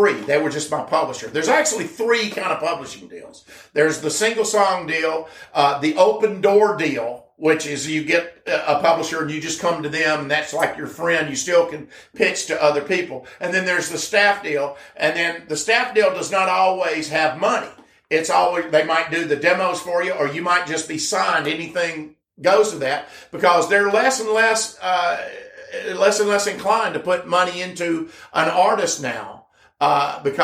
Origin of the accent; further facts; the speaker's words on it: Birmingham, Alabama, United States; moved away; my hometown in Birmingham